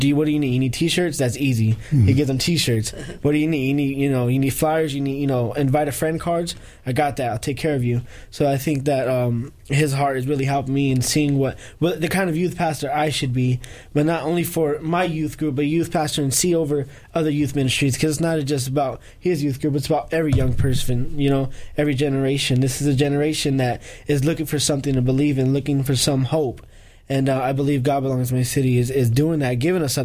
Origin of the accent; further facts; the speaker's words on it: Los Angeles, California, United States; moved away; I'm from California. I'm from Los Angeles. I lived in the hood, you know, the projects